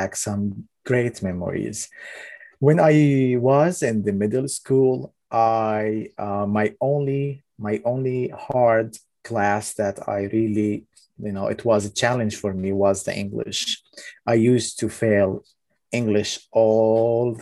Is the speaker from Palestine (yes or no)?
yes; Ramallah, West Bank, Palestine; first language Arabic; English is a second language; moved away as an adult; also born or lived in Clayton County, Georgia, United States; now in Georgia, United States; However, I am originally from Palestine, from Ramallah City